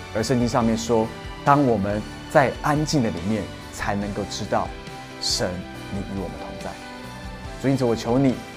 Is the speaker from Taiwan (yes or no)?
yes; Taiwan; moved away; 我回到台湾度假的时候，有一个看我长大的一位属灵阿姨